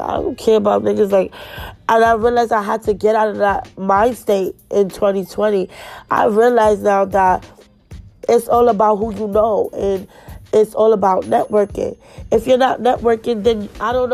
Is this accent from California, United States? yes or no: no; New York City, New York, United States; moved away; We grew up together in Flatbush.